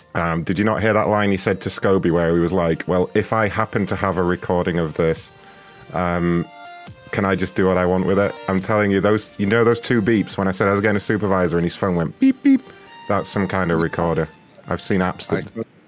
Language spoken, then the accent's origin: English; United Kingdom; I'm from Great Britain, and I'm fairly new at this job, so I know very little about American football